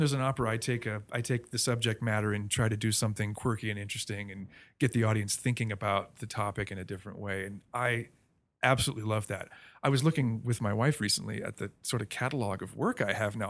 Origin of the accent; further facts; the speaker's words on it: Melbourne, Florida, United States; moved away; I grew up mostly in Melbourne, Florida, a little town on the East Coast